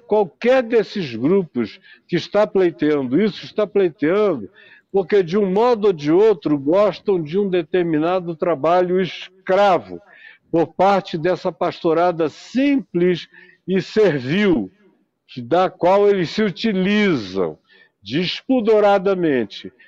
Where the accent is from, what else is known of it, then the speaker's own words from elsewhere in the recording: Manaus, Amazonas, Brazil; na minha terra, em Manaus